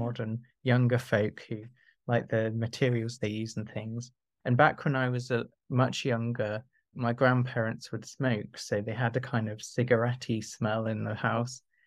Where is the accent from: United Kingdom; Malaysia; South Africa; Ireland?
United Kingdom; South of England; I grew up in the south of England